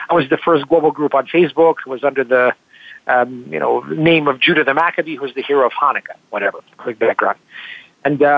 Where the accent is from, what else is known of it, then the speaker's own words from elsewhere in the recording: Kentucky, United States; also born or lived in Moscow, Russia / Philadelphia; I was born in Moscow in 1983, and when I was 9, we came to the U.S. I grew up in Kentucky